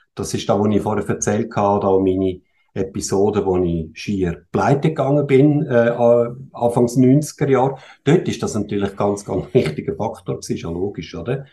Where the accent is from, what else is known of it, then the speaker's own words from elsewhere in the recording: Switzerland; ich bin in der Schweiz geboren und mhm. aufgewachsen. Meine Eltern kommen zwar aus Österreich ursprünglich